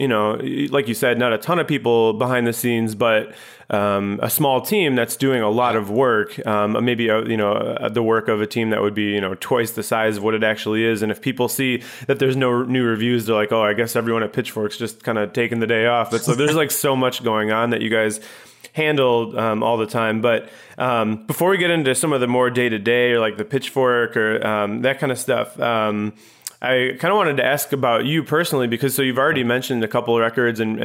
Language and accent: English; Chicago suburbs, Illinois, United States; I grew up in the Chicago suburbs